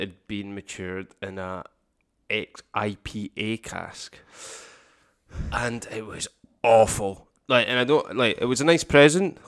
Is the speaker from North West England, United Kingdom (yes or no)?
no; Campbeltown, Scotland, United Kingdom; we're from Campbelltown